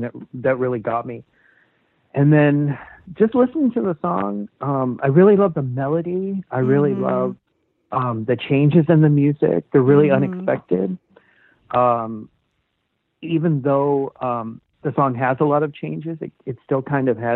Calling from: Seattle, Washington, United States; I'm calling from Seattle, Washington

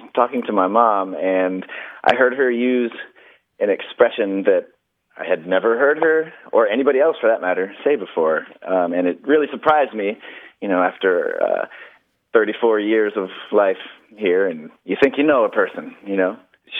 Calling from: Tampa, Florida, United States; I'm calling from Tampa.

